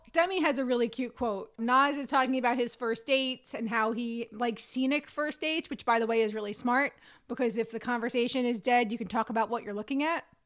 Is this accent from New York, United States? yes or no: yes; New York, United States; I'm a New Yorker and I'm a quarter Italian